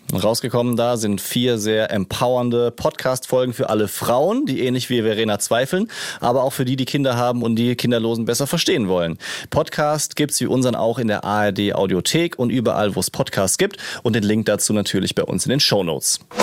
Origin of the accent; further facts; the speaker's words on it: Rhineland-Palatinate, Germany; ich komme aus der Pfalz